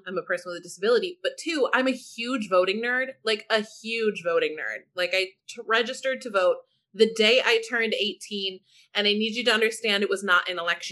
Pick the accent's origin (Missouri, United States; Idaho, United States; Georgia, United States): Missouri, United States; St. Louis; moved away as an adult; now in Washington, DC, United States; I'm actually from St. Louis, city, not county